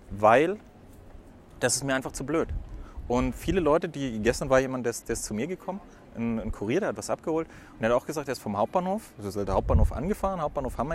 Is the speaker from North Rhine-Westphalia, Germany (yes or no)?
no; Würzburg, Bavaria, Germany; Ich finde die Parkplatzlage in Stuttgart, ich komme aus Würzburg, ist auch Kessellage.